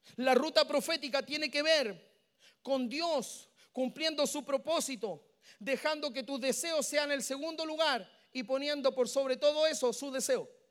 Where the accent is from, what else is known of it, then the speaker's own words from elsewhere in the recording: Santiago, Santiago Metropolitan Region, Chile; Yo vengo desde Chile